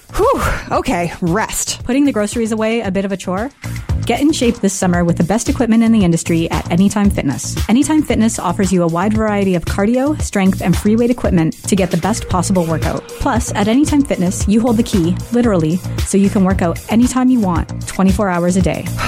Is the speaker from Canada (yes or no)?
yes; Arnprior, Ontario, Canada; moved away as an adult; now in Wasaga Beach, Canada; I was born just outside of Ottawa in Arnprior many years ago. We moved here to Wasaga Beach in 2006